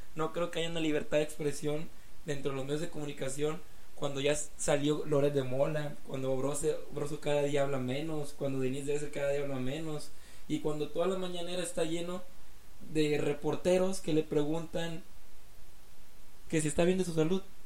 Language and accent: Spanish; Mexico; nosotros como pueblo mexicano